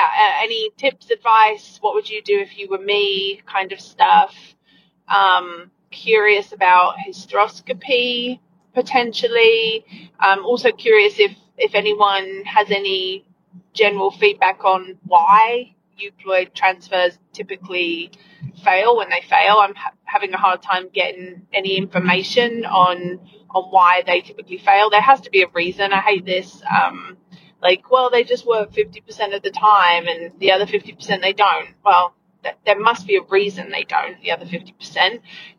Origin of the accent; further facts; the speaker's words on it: United Kingdom; now in Florida, United States; from Florida. Real quick before I ask my question, Matt, you had said I came by way of Brisbane. I'm actually British, but fun fact, if you live in Florida for 20 years and come from the UK, you end up sounding Australian.